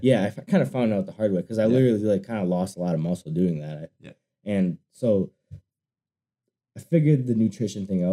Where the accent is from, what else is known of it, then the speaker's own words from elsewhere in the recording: Wisconsin, United States; I'm from Wisconsin